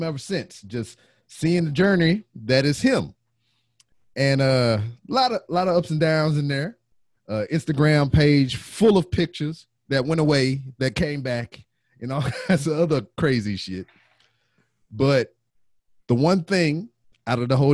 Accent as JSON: {"language": "English", "region": "Louisiana", "country": "United States", "moved": "as an adult", "lives_now": "Houston, United States", "said": "I'm not natively from here as well. I'm from Louisiana."}